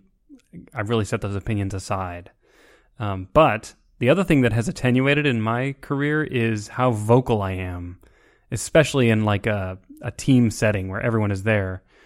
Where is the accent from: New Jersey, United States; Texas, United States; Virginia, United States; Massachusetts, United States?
Texas, United States; I grew up in Texas.